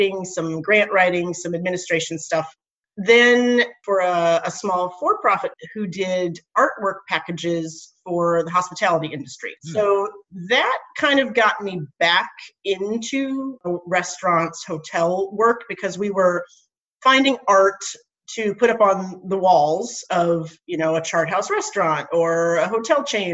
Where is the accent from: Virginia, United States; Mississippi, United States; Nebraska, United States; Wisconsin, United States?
Nebraska, United States; moved away; I grew up in Nebraska and my dad was a farmer